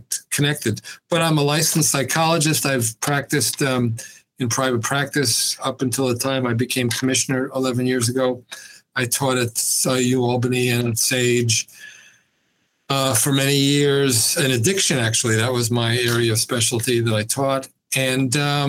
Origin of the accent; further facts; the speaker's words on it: New York City, New York, United States; moved away as an adult; also born or lived in Binghamton, New York; I grew up in New York City